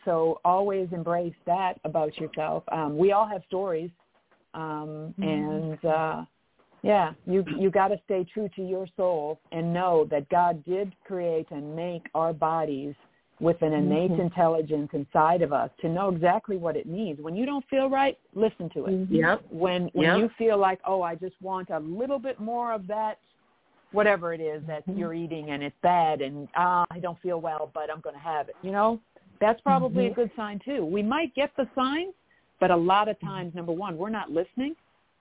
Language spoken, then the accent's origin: English; Toronto, Ontario, Canada; now in Atlanta, United States; I'm from Canada. I'm from Toronto.